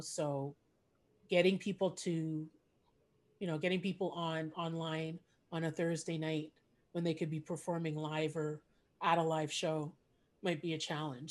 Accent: Montreal, Quebec, Canada; first language English; I grew up in Montreal and Quebec

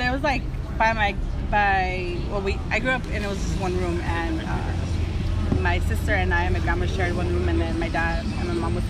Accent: East Los Angeles, California, United States; I'm from East LA. I grew up in East LA.

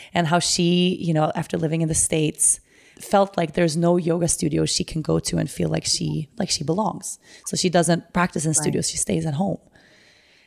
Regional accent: Sweden; now in Aruba; I'm from Sweden, so it's a little bit different there. And I live in Aruba

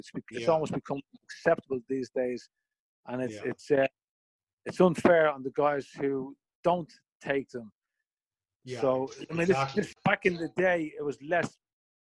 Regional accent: Ireland; I'm an Irishman

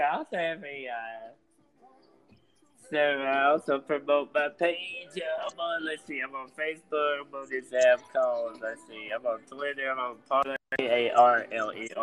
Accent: Chattanooga, Tennessee, United States; Come from Chattanooga, Tennessee.

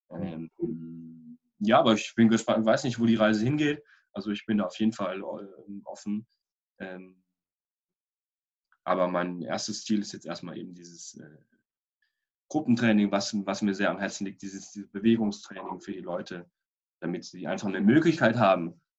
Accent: Freiburg, Baden-Württemberg, Germany; Warum Freiburg? Weil es meine Heimatstadt ist und weil ich hier wohnen möchte

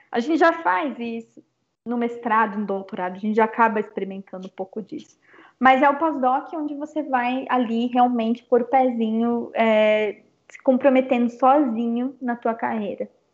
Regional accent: Brazil; Eu sou brasileira também

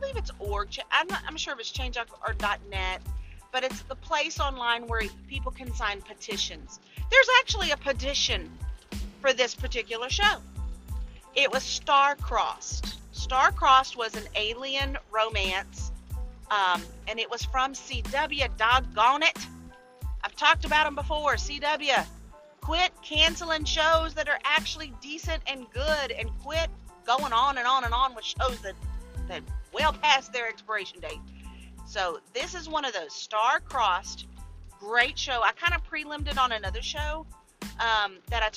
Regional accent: Louisiana, United States; I am from Louisiana

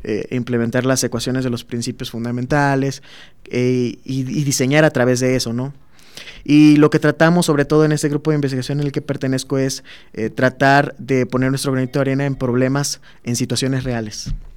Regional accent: Minatitlán, Veracruz, Mexico; moved away as an adult; now in Guanajuato, Mexico; yo vivo en, soy de Minatitlán, Veracruz

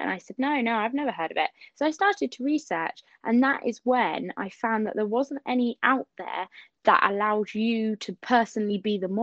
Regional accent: Southampton, South East England, United Kingdom; I'm from Southampton in the UK and England.

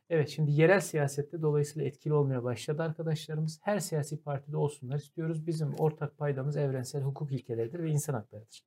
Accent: Kırıkkale, Turkey; ben de Kırıkkale'liyim yani Anadolu'nun ortasından bir insanım.

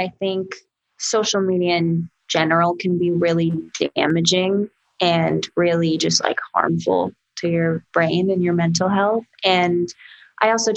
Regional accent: New York, United States; I'm from New York and I get loud and I talk with my hands.

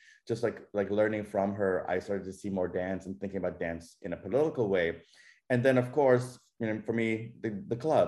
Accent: Toronto, Ontario, Canada; moved away as an adult; also born or lived in New York; growing up in Toronto

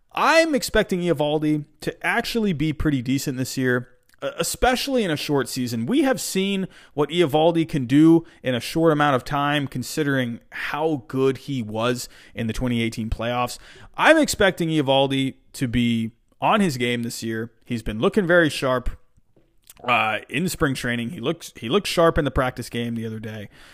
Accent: Massachusetts, United States; also born or lived in England; I was born in England. I moved to Massachusetts when I was seven years old.

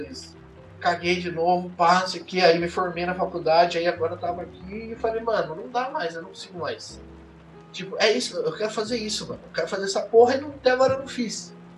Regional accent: Mogi das Cruzes, São Paulo, Brazil; eu sou de Mogi das Cruzes

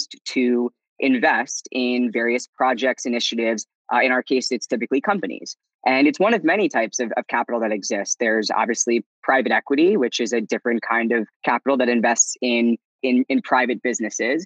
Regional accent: D.C., District of Columbia, United States; I grew up outside of Washington, D.C.

